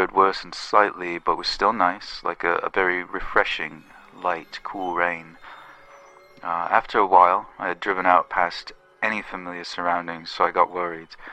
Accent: England, United Kingdom; I'm from England

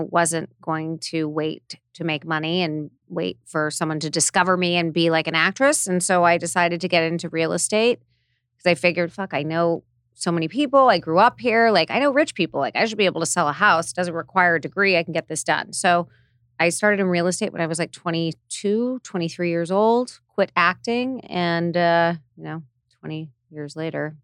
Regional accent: Hidden Hills, California, United States; I grew up in Hidden Hills, went to U S C

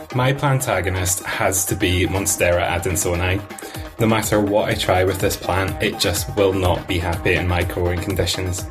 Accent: Stirling, Scotland, United Kingdom; I'm from Stirling in Scotland

